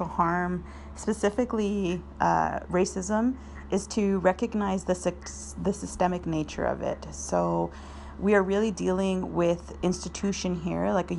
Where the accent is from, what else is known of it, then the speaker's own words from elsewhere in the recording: southern Alberta, Canada; moved away as an adult; also born or lived in Chile / Argentina; now in Victoria, Canada; I am from the Andean region of Chile and traditionally called Waimapu. My family was exiled to Argentina and then immigrated to Canada after the military coup in Chile. So I've been in Canada for several decades now, and I grew up here. I grew up on Blackfoot Territory, which is in southern Alberta